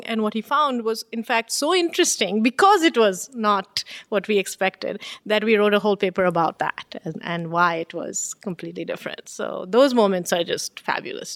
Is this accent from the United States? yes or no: no; Bengal, India; now in Canada; being born and raised in India